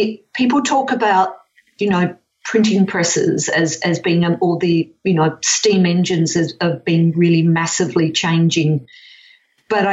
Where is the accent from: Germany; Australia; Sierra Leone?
Australia; Perth, Western Australia; I'm 63, so I grew up in Perth in the 50s and the 60s